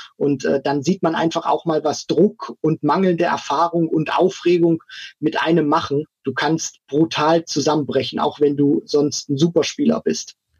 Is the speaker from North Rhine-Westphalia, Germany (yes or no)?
no; Thuringia, Germany; ich komme ja auch aus, aus Thüringen.